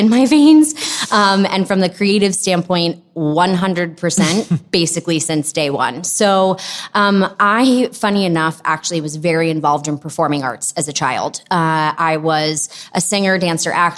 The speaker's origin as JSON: {"language": "English", "area": "Long Island", "region": "New York", "country": "United States", "tie": "born or raised there", "also_born_or_lived": "Philadelphia", "said": "I grew up on Long Island. I'm a New Yorker through and through."}